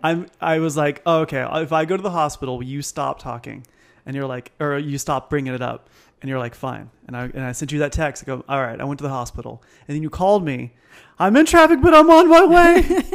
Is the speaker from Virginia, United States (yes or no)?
no; Temecula, California, United States; also born or lived in Palm Springs; I was born in Palm Springs, but we lived here in Temecula